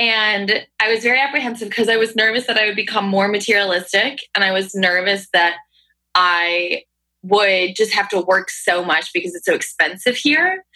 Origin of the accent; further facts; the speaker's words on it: Hudson Valley, upstate New York, United States; now in New York City, United States; I'm from upstate New York